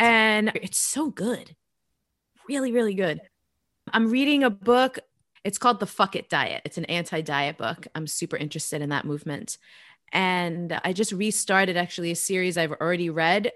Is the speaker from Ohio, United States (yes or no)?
no; New York, United States; I'm originally from New York